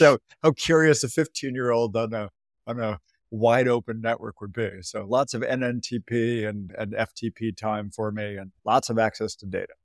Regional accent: near Boston, Massachusetts, United States; I grew up near Boston, Massachusetts

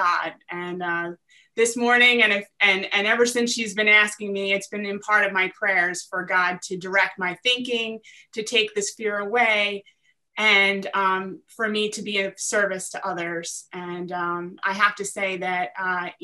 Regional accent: New Jersey, United States; I am from South Jersey

